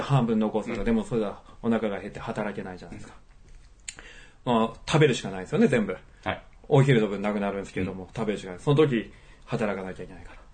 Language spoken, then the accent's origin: Japanese; Akita, Japan; moved away as an adult; now in Gisborne, New Zealand; 私は秋田県、えー、秋田市で生まれました